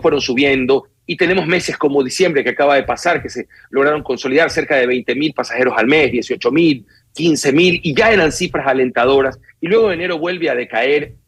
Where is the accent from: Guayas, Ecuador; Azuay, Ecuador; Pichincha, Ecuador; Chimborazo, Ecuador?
Guayas, Ecuador; Guayaquil; Lo que en Guayaquil le llamamos pasos eh, a desnivel